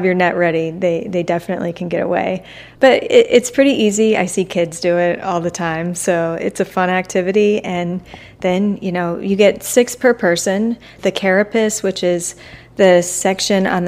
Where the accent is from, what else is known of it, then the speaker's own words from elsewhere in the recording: Tampa, Florida, United States; I'm from Tampa